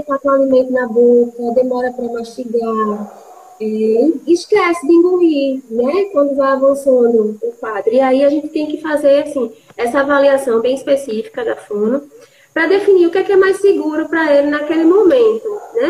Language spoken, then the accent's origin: Portuguese; Recife, Pernambuco, Brazil; moved away as an adult; now in João Pessoa, Brazil; sou de Recife, moro em João Pessoa há quase 12 anos.